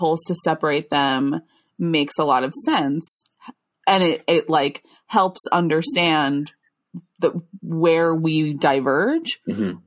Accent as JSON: {"language": "English", "area": "Long Island", "region": "New York", "country": "United States", "said": "I'm from Long Island"}